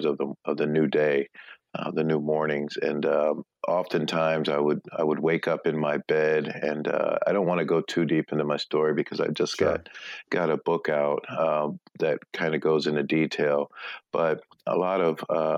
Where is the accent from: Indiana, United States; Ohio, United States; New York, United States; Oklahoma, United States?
Ohio, United States; Akron; I was born and raised in Akron, Ohio. It's my hometown